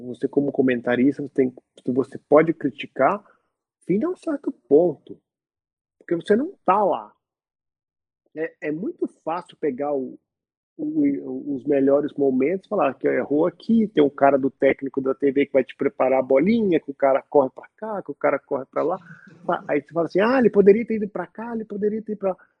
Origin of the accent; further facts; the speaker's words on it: Belo Horizonte, Minas Gerais, Brazil; now in Milan, Italy; Sou brasileiro, nascido em Belo Horizonte